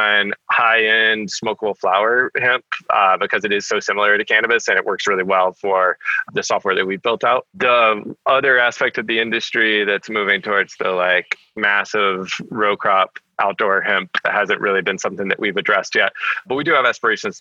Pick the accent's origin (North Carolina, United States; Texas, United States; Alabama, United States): North Carolina, United States; now in California, United States; I grew up in North Carolina.